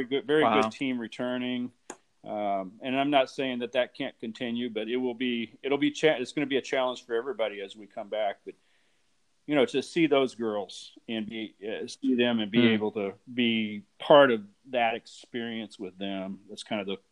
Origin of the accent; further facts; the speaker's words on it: Ottawa, Kansas, United States; moved away as an adult; also born or lived in Texas; now in Kansas City, United States; I grew up in Ottawa, Kansas, about an hour from here